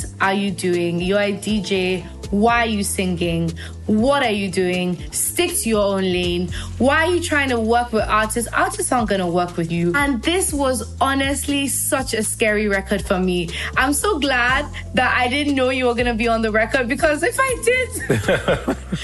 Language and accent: English; Nigeria